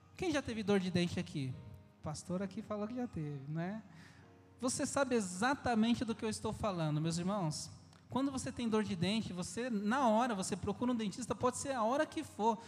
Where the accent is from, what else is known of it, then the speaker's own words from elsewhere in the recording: São Paulo, Brazil; moved away as an adult; also born or lived in Amazon; nós somos natural de São Paulo